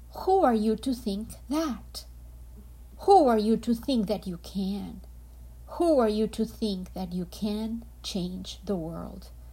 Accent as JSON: {"language": "English", "country": "Colombia", "said": "I am from Colombia"}